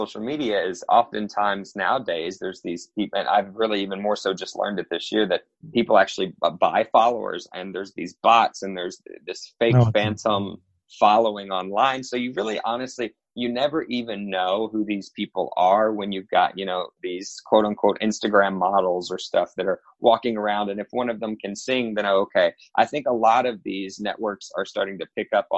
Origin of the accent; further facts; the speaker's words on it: Carrollton, United States; I first launched this show called Carrollton Idol in my small town, in my hometown